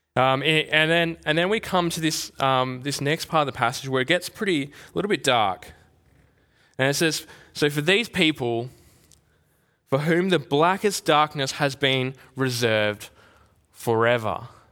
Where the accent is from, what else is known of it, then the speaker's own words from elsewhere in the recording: Albany, Western Australia, Australia; now in Perth, Australia; growing up in Albany